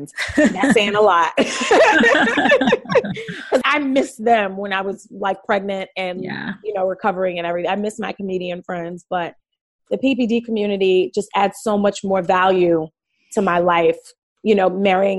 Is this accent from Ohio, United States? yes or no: no; New York City, New York, United States; now in Los Angeles, United States; I'm from Brooklyn, New York.